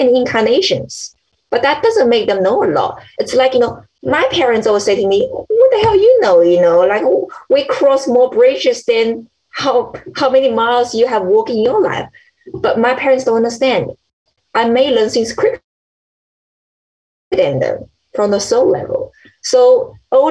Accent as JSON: {"language": "English", "country": "China", "tie": "born or raised there", "said": "I was born in China"}